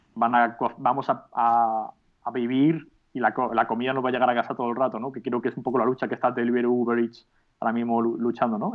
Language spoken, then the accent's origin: Spanish; Alicante, Valencian Community, Spain; also born or lived in Madrid / United Kingdom; realmente soy de Alicante